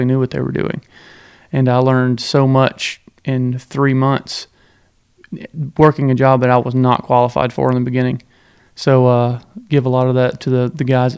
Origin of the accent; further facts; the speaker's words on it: Northeast Georgia, United States; I grew up in Northeast Georgia and grew up playing baseball and hunting.